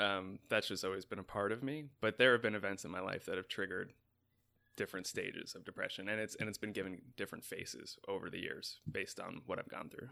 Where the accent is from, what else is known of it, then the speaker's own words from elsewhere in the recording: New York, United States; moved away as an adult; now in Los Angeles, United States; as a New Yorker coming to L